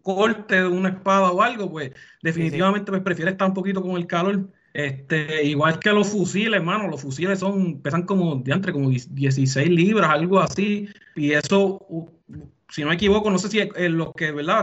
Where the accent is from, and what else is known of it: Puerto Rico